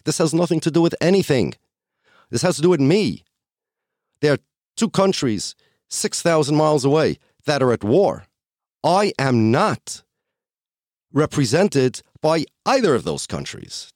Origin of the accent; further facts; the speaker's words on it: United States; I'm an American. I'm Jewish by religion